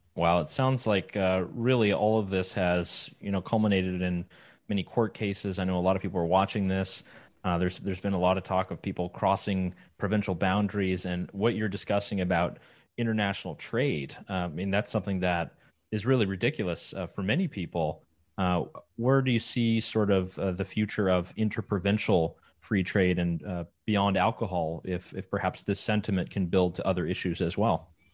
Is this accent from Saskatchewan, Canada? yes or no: no; Quebec, Canada; I'm from Quebec